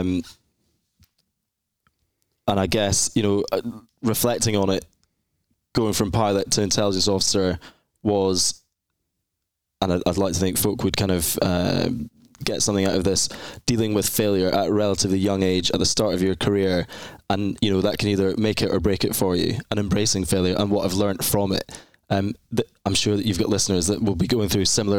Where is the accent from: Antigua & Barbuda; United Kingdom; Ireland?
United Kingdom; Edinburgh, Scotland; I'm from Scotland in the UK, specifically in Scotland, Edinburgh, which is the capital city. A lovely, lovely place, a real fairy tale city to kind of grow up and live in.